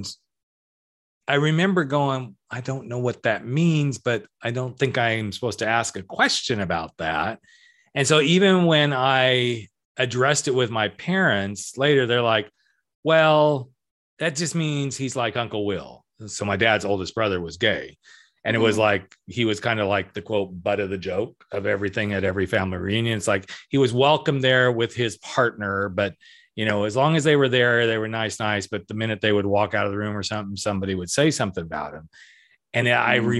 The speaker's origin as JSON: {"language": "English", "area": "Napa Valley", "region": "California", "country": "United States", "tie": "born or raised there", "also_born_or_lived": "Colorado", "said": "So I was born in Colorado, but immediately within the first year, my parents moved to Napa Valley, California"}